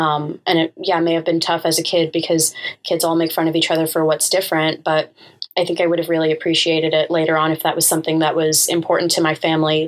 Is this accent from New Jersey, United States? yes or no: no; New York, United States; also born or lived in Canada; And so B and I both grew up in New York. We've lived in New York our entire lives in a pretty Americanized upbringing. And being, you know, 4 or 5 generations removed from our Indian ancestry